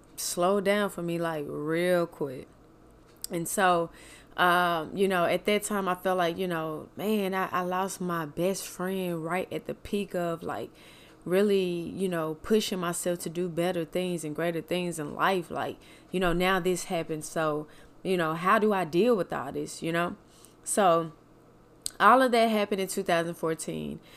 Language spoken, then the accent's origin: English; Mississippi, United States; moved away; also born or lived in Kansas City; from Mississippi, Kansas City